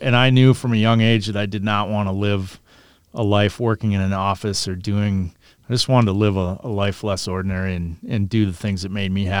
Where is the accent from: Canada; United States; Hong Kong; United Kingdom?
United States; Minnesota; No, I grew up in Minnesota, and we spent all of our free time hunting and fishing.